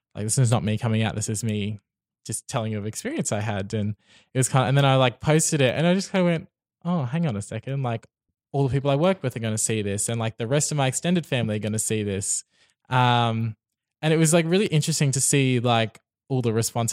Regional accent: Brisbane, Queensland, Australia; I've lived in Brisbane my whole life

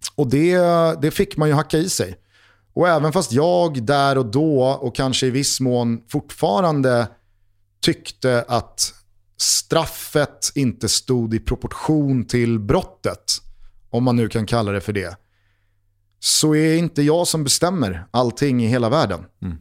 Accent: Stockholm, Stockholm County, Sweden; har man som jag vuxit upp 500 meter, inte ens det, från Tornedalsgatan

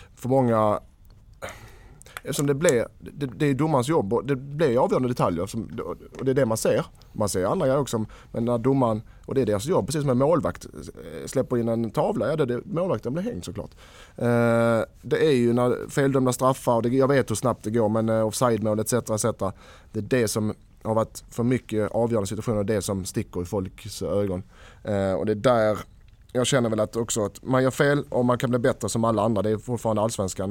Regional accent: Skåne, Sweden; vi är danskar

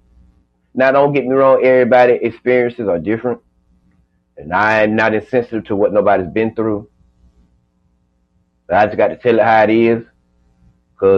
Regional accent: Georgia, United States; I'm from Georgia

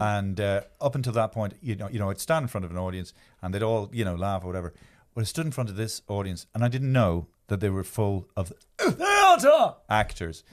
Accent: Ireland; I am from Ireland

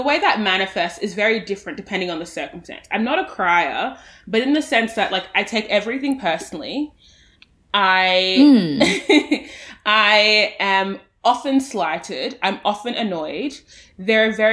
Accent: Australia; I am the Australian voice on the show

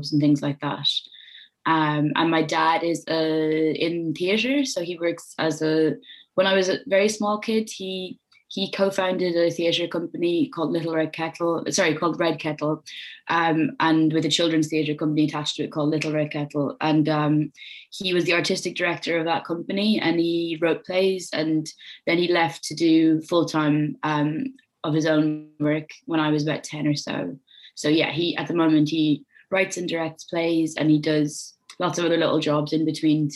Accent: Waterford, Munster, Ireland; I grew up in Waterford in Ireland, which is a small city on the southeast coast

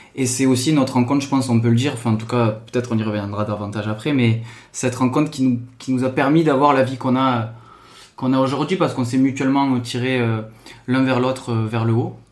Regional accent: Toulouse, Occitania, France; moved away; also born or lived in Seine-Saint-Denis; je viens de Toulouse, origine un peu euh, du sud, alias euh, Portugal, euh, Italie.

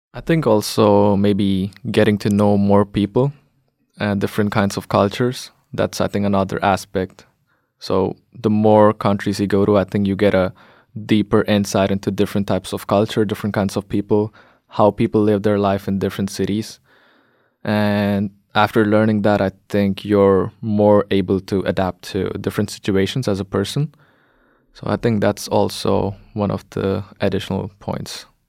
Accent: India; moved away as an adult; also born or lived in Latvia; now in Norway; I'm from India

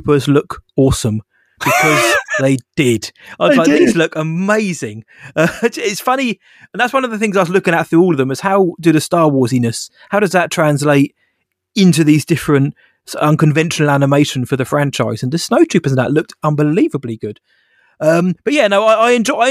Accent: United Kingdom; we're British

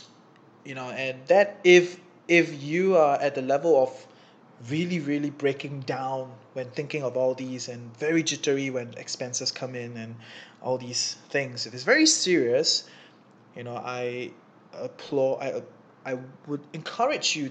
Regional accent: Singapore; moved away as an adult; now in Kuala Lumpur, Malaysia; I'm from Singapore, I'm in KL because, you know, Singapore is really expensive

